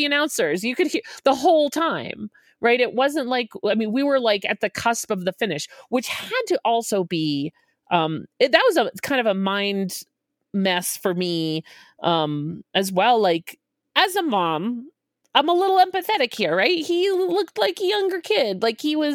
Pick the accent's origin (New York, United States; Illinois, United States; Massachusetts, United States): Massachusetts, United States; Boston area; now in Denver, United States; The marathon starts the city over from where I grew up. I drove over the start line twice a week for my whole childhood